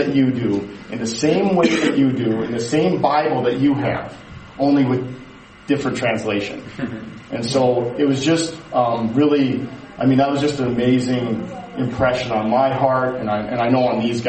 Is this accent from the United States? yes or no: yes; United States; we're from the America